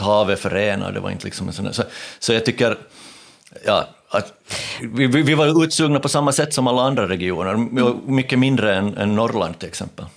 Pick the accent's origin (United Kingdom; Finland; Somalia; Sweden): Finland; Ostrobothnia; Jag är från Österbotten